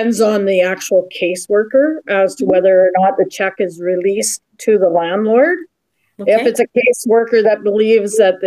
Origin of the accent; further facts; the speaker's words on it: Kingston, Ontario, Canada; now in Winnipeg, Canada; I'm originally from Kingston